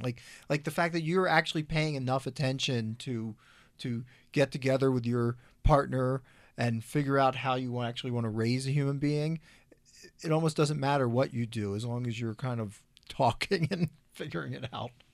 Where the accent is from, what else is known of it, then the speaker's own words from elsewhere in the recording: Philadelphia, Pennsylvania, United States; now in Colorado, United States; I grew up in Philadelphia as well